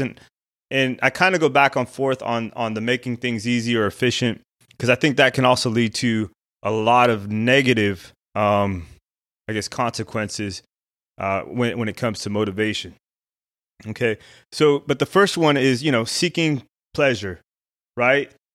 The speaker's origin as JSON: {"language": "English", "town": "Albuquerque", "region": "New Mexico", "country": "United States", "tie": "born or raised there", "said": "I grew up in Albuquerque, New Mexico"}